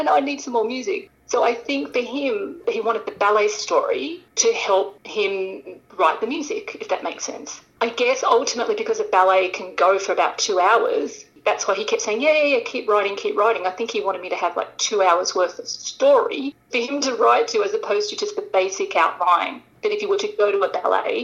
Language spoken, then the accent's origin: English; Sydney, New South Wales, Australia; moved away as an adult; now in Los Angeles, United States; I'm originally from Sydney, Australia, and I moved to Los Angeles